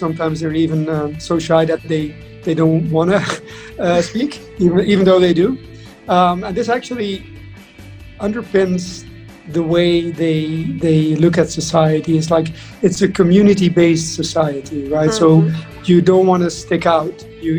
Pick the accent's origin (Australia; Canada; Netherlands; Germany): Netherlands; moved away as an adult; also born or lived in Madrid / Japan / London; now in Dubai, United Arab Emirates; I'm from the Netherlands. So Dutch from origin.